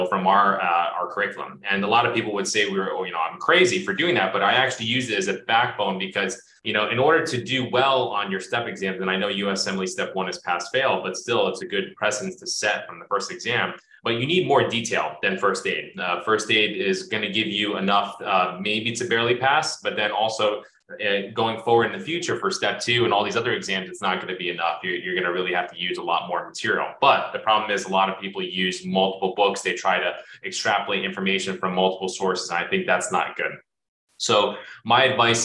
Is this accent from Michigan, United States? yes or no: no; North New Jersey, United States; I was raised in North New Jersey